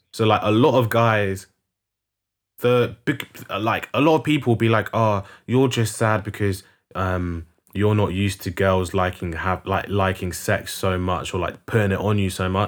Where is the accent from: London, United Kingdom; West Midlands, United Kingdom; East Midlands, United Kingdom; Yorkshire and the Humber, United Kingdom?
London, United Kingdom; I'm not from South. I'm from North.